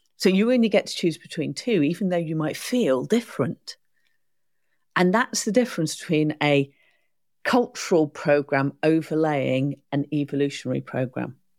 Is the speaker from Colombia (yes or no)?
no; United Kingdom; I'm a first stroke, second generation child of immigrants. I'm not English per se. My mum's not English, my dad's not English. And marheen similarly, so whether it's been war or whether it's been economic reasons, we've arrived in the U K.